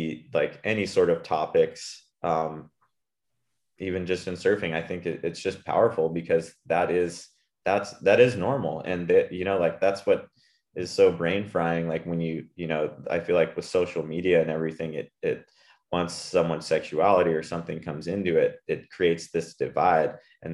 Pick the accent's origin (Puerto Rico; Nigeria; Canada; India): Puerto Rico; And like, yeah, I grew up in Puerto Rico, and yeah, hetero